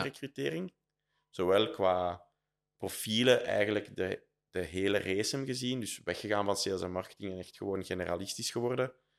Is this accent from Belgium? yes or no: yes; Herent, Flanders, Belgium; accent: Flemish Brabant; moved away as an adult; also born or lived in Brussels; now in Antwerp, Belgium; Ik ben eigenlijk van Herend een dorp bij Leuven.